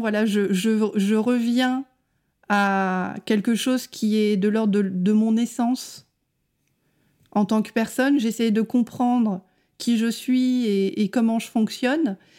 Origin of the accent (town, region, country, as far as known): France